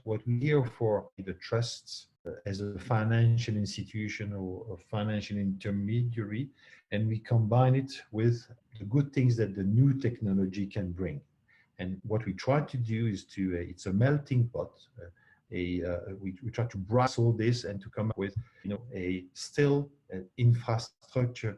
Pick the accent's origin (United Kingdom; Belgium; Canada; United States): Belgium; I was born not far away from Luxembourg.